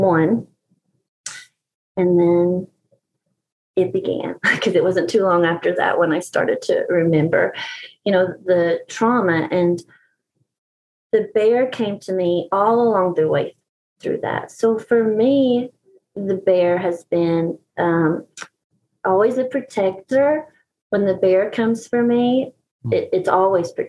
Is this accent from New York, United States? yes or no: no; East Tennessee, United States; I'm from East Tennessee in the Appalachian Mountains, and we have bears here